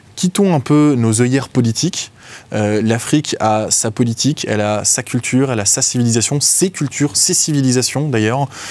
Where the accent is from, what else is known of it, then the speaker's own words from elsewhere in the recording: France; en tant que Français lambda individuel